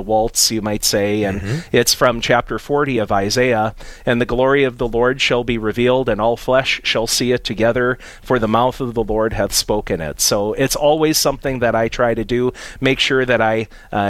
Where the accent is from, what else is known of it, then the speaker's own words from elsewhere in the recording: Napoleon, North Dakota, United States; now in Grand Forks, United States; am a native of Napoleon, a town in south central North Dakota